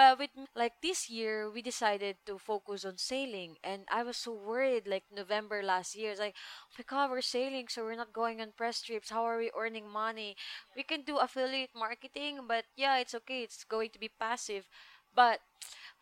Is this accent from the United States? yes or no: no; Philippines; English is a second language; moved away; I have Philippines passport